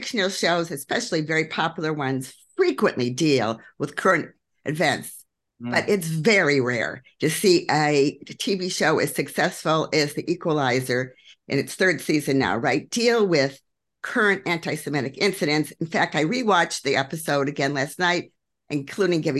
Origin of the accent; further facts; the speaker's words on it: Elgin, Illinois, United States; I grew up in Elgin, Illinois.